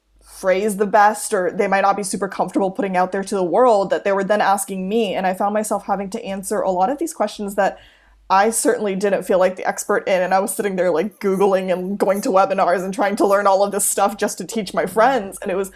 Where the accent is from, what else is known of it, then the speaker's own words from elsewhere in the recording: Bay Area, California, United States; moved away as an adult; also born or lived in Los Angeles, United States; now in Ireland; If you grow up in this space like I did growing up in the Bay Area, you grow up learning how to be an ally.